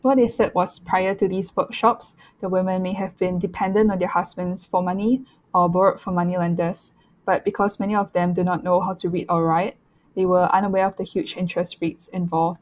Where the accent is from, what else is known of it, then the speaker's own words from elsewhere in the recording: Singapore; growing up in Singapore, the use of single use plastics is very prevalent